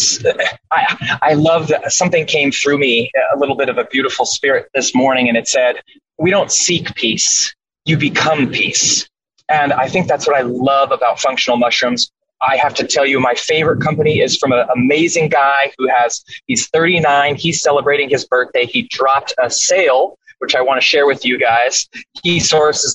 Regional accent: Washington, United States; moved away; I'm from Washington State. I'm back here for 2 weeks

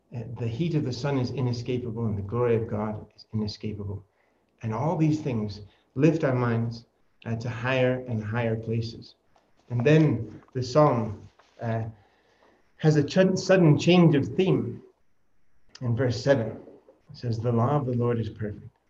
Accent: United States; I am American

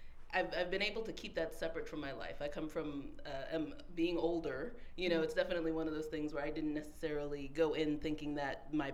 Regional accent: Tucson, Arizona, United States; Tucson, Arizona.

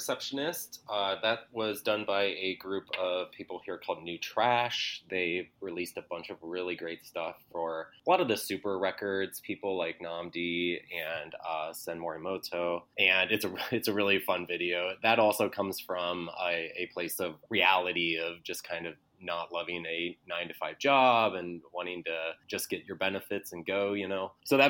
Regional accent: Cleveland, Ohio, United States; now in Chicago, United States; So I came from Cleveland, but I've been in Chicago for about 15 years.

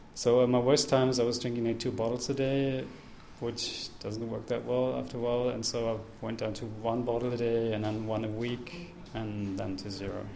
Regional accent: Berlin, Germany; I'm from Berlin

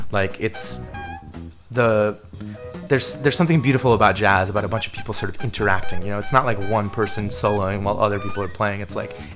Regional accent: Maryland, United States; I wasn't born in the Bronx. Like I didn't grow up in the hood. I'm from Maryland and I lived in the suburbs.

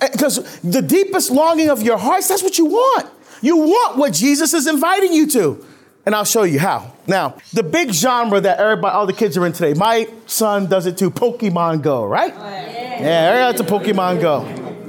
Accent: Barbados; moved away; originally I was born in Barbados, and that's the sport of my, of my country

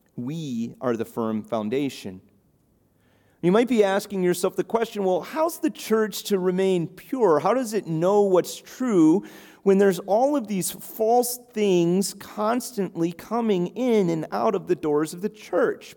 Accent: Chicago, Illinois, United States; now in Cape Cod, United States; I grew up in the Midwest in Chicago

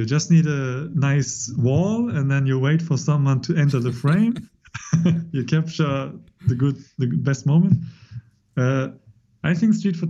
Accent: Kanagawa, Japan; born there; English is a second language; So I was born in Tokyo area or Kanagawa prefecture.

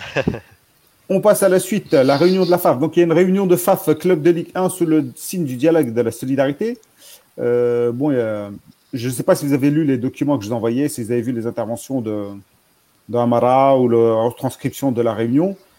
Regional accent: Algeria; on est algérien

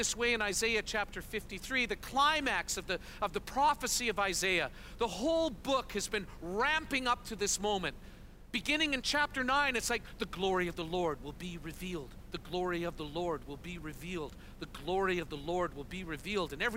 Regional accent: Canada; moved away as an adult; also born or lived in Kansas City, United States; We're Canadian, but we've spent a total of about 15 years in our life journey planting churches and part of different expressions of the vineyard in the United States

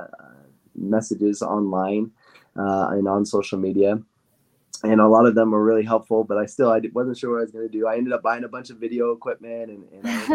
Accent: Idaho, United States; also born or lived in Utah County, Utah; now in Utah, United States; I grew up in Idaho, Idaho boy, and I loved growing up in a small town, Idaho, and now I live in Utah

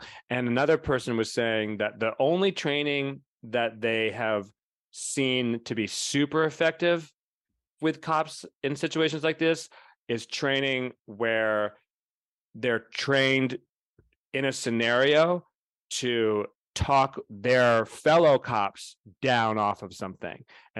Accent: Florida, United States; I was brought up in Florida schools, and I know what racism is.

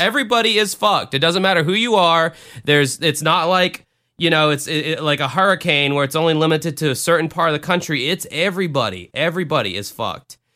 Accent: the South, United States; I grew up in the South

